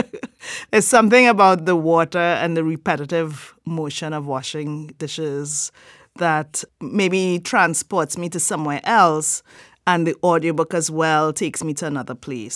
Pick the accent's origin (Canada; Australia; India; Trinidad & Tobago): Trinidad & Tobago; I am from Trinidad and Tobago